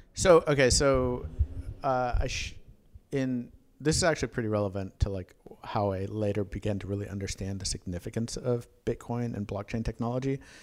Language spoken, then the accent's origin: English; Tulsa, Oklahoma, United States; also born or lived in Schenectady, New York; I grew up in Tulsa